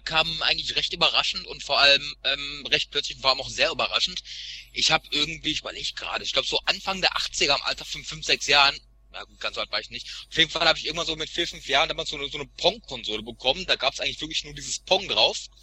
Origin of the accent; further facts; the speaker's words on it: Sauerland, North Rhine-Westphalia, Germany; moved away; ich bin ja in so einem Kuhdorf aufgewachsen im Sauerland